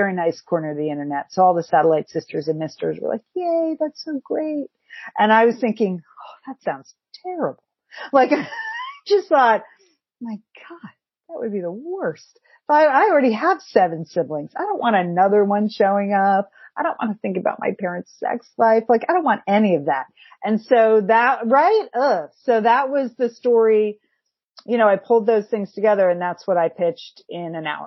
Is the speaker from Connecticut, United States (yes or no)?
yes; Connecticut, United States; moved away; also born or lived in Pasadena; I grew up in Connecticut